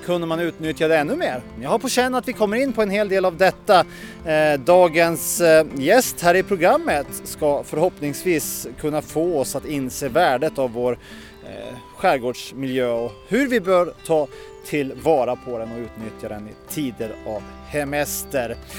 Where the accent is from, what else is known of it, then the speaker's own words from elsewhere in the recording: Åland Islands; här hemma på Åland